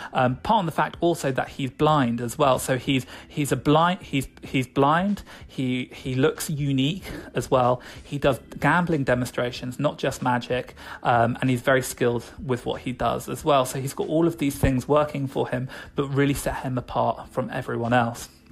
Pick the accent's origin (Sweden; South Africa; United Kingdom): United Kingdom; I am British, so I'm going to keep saying niche.